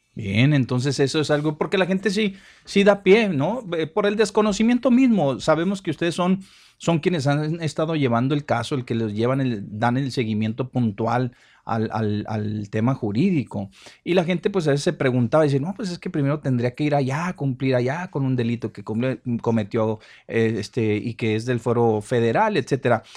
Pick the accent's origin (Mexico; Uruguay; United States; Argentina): Mexico; como mexicano